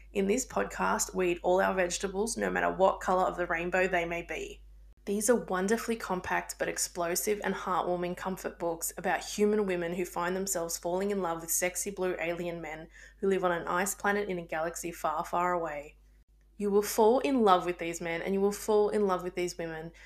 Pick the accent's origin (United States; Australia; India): Australia; I'm Australian